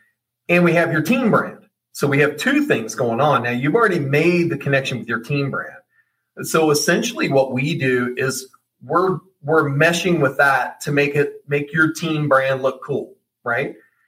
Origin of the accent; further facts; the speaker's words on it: Oregon, United States; well, I grew up in Oregon and we lived by the stadium, used to go to the games.